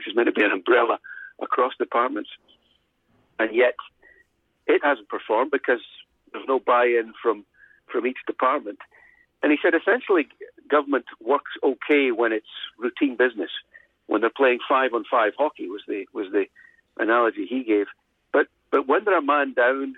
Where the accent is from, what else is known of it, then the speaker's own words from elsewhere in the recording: Scotland, United Kingdom; now in Ontario, Canada; my hometown in Scotland